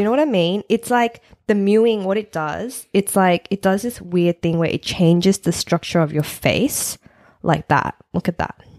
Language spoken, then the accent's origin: English; Sydney, New South Wales, Australia; We've been living here for 30 years